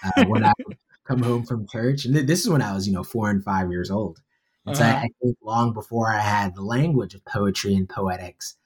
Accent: New York City, New York, United States; born or raised there; also born or lived in Bronx

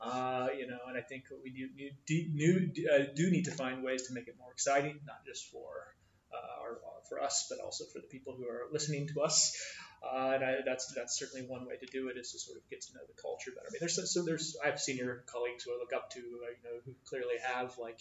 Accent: Midwest, United States; moved away; I grew up in the Midwest. I grew up in an agricultural area

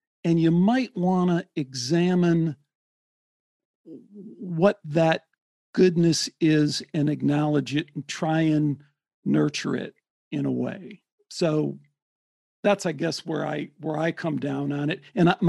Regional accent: Midwest, United States; I grew up in the Midwest.

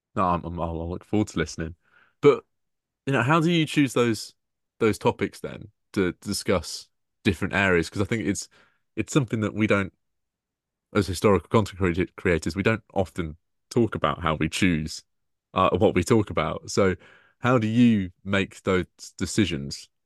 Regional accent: Peterborough, East of England, United Kingdom; my hometown

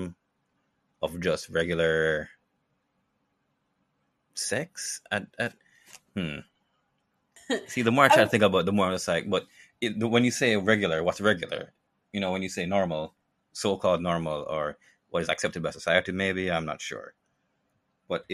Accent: Jamaica; living in Jamaica

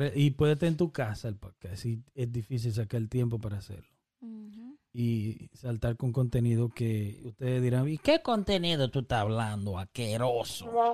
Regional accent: Dominican Republic; somos dominicanos

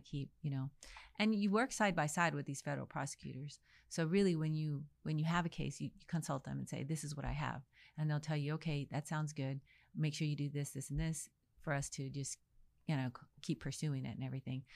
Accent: El Paso, Texas, United States; also born or lived in Dallas, Texas; I was born in El Paso, Texas

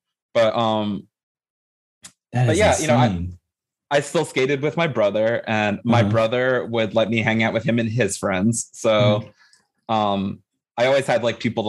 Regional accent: Cresskill, New Jersey, United States; also born or lived in London; when I moved from London, I moved to like a suburb of New York City, but like this town in New Jersey called Creskill

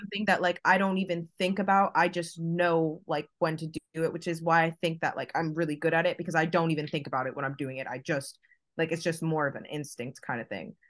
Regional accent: Fort Lauderdale, Florida, United States; moved away; I'm originally from, like, South Florida, like, Fort Lauderdale, Miami area

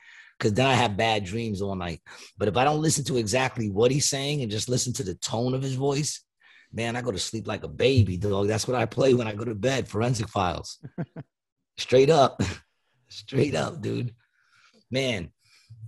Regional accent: New York City, New York, United States; also born or lived in Ravenswood, Queens; I grew up in Queensbridge. Queensbridge. I was born in Queensbridge. I was there till I was like six and almost seven, and then I moved to Ravenswood.

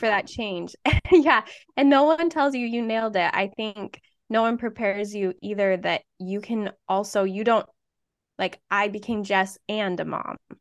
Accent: Utah, United States; moved away as an adult; now in Iowa, United States; I grew up in Utah, went to the same high school as Anna

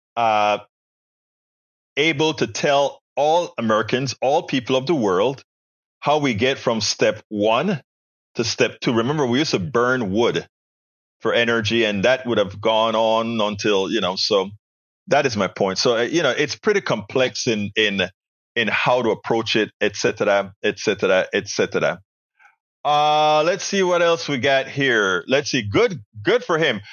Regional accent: Panama; moved away; also born or lived in Texas; we in school in Panama

